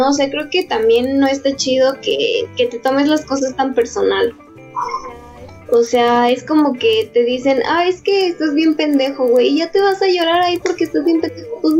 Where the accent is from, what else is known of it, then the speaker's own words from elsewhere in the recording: Mexico; no me acuerdo qué se había preparado, pero soy mexicano